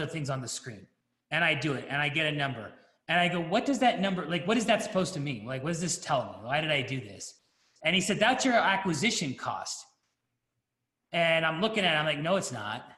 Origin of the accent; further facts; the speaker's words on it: United States; I'm American